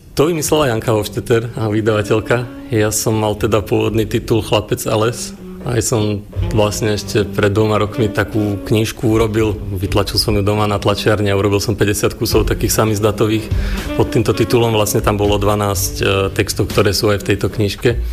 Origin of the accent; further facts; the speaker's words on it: Liptovský Mikuláš, Žilina Region, Slovakia; moved away; also born or lived in Trstín; Ja som sa narodil v Liptovskom Mikuláši a nejaké to chvenie neprichádza, keď sa vraciam domov na Liptov